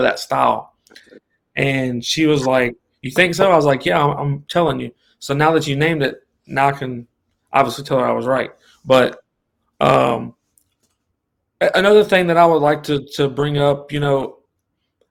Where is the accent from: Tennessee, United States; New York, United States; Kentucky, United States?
Tennessee, United States; Memphis; moved away; I came from Memphis, Tennessee. I was around all those guys that came from that area